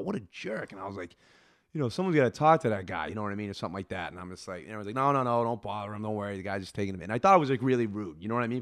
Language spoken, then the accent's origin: English; Worcester, Massachusetts, United States; I grew up in Worcester.